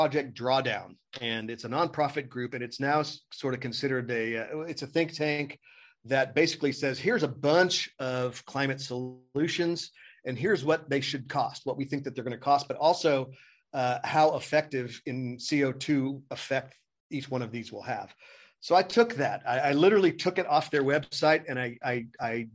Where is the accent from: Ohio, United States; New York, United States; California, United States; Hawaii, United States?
California, United States; Oakland; I'm from Oakland and from downtown Oakland, not a good part of town.